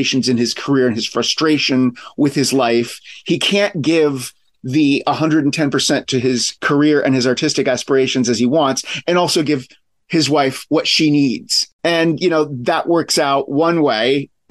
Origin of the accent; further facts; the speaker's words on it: Paterson, New Jersey, United States; I grew up in the Patterson area and I went to school in the same neighborhood in the same streets that Patterson drives his bus.